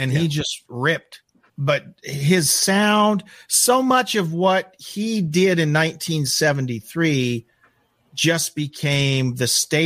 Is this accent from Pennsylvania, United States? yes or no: no; Oklahoma, United States; I grew up in Oklahoma